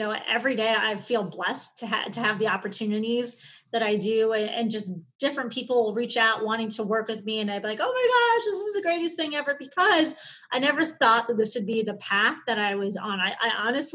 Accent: Chicago, Illinois, United States; I grew up in Chicago, in the city, back in the 70s and 80s

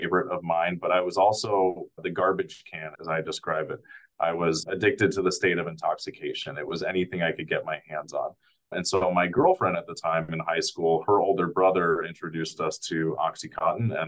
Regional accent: California, United States; now in Minnesota, United States; I grew up in California and came out to Minnesota for treatment as part of my recovery journey

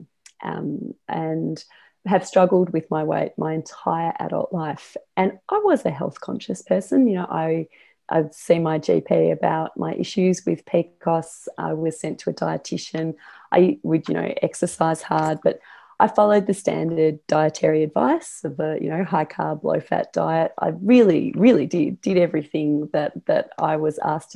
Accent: Australia; I am Australian.

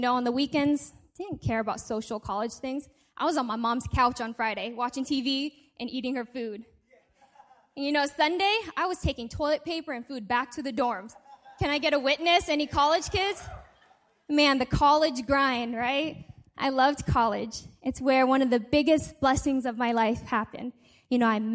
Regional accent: Canada; moved away; also born or lived in Seattle, Washington, United States; when I was only weeks old, they sent me to Canada to be raised by my grandma

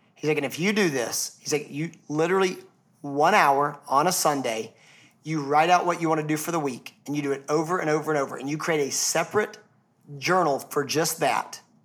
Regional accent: Atlanta, Georgia, United States; I'm from Atlanta

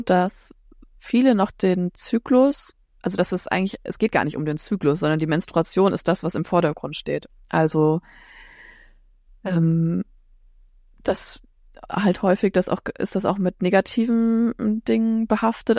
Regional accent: Frankfurt am Main, Hesse, Germany; ich komme aus Frankfurt am Main, bin Heilpraktikerin

